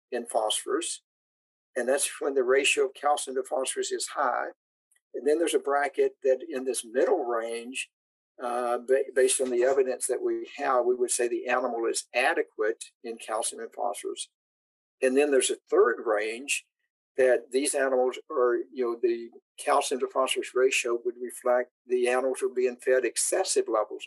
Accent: Tennessee, United States; I grew up in Tennessee

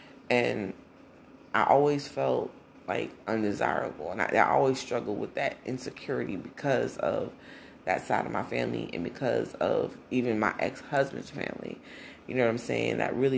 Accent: Brownsville, New Jersey, United States; also born or lived in Newark; I was born in Newark, but I was raised in Brownsville, New Jersey.

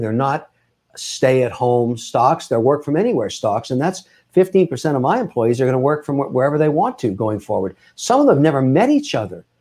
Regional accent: Montreal, Quebec, Canada; moved away as an adult; now in Boston, United States; I was born in Montreal. I moved down to Boston in the nineties

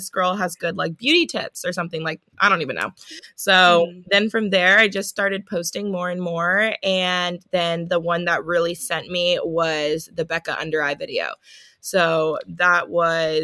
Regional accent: Palos Verdes, California, United States; also born or lived in Washington State / Los Angeles; I grew up in Palos Verdes, California

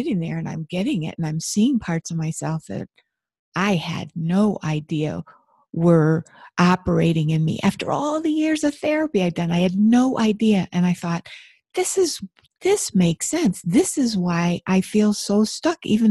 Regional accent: Buffalo, New York, United States; I grew up in Buffalo, New York, where there's tons of snow.

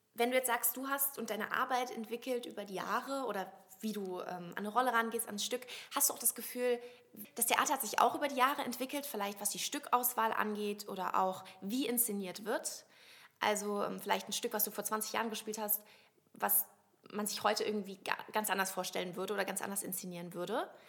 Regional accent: Westerwald, near Koblenz, Rhineland-Palatinate, Germany; Ich komme ja aus dem Westerwald

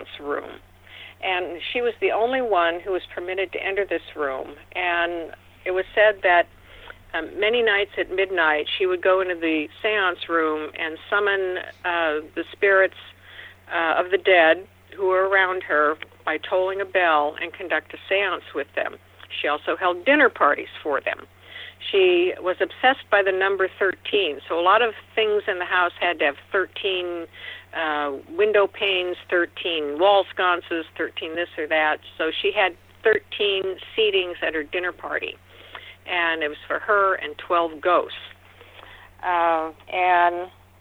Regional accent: Seattle, Washington, United States; born or raised there

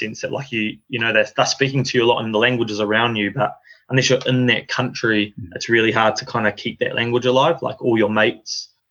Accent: New Zealand; moved away as an adult; also born or lived in Thailand; now in Japan; I grew up in New Zealand, and I did 1 year in Thailand at kindergarten there

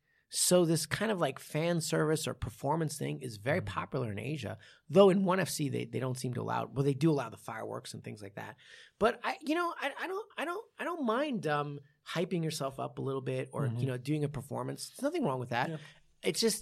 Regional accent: New York, United States; I didn't have a bagel till I was like 13. Right. I grew up in New York the whole time.

